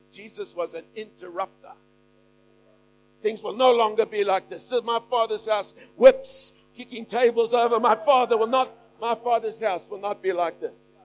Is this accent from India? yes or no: no; Australia; we're Aussie